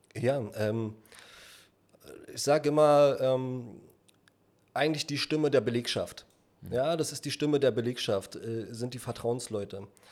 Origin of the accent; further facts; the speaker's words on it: Berlin, Germany; gebürtiger Berliner, Südberlin groß geworden damals